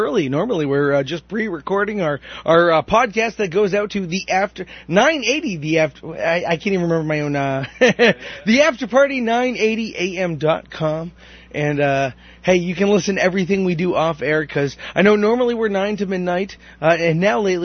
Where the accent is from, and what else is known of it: Methuen, Massachusetts, United States; born or raised there